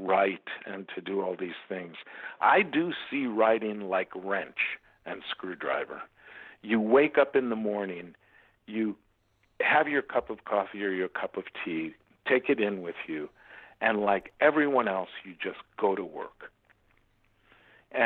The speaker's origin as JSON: {"language": "English", "town": "Chicago", "region": "Illinois", "country": "United States", "tie": "born or raised there", "moved": "yes", "said": "But I grew up in America. The land that we're talking about was Chicago"}